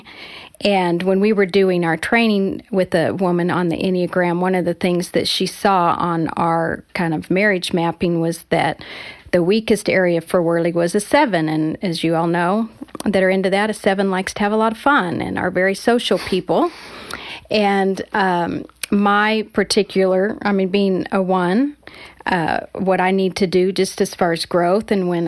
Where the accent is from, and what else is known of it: Colorado, United States; moved away as an adult; also born or lived in Southern California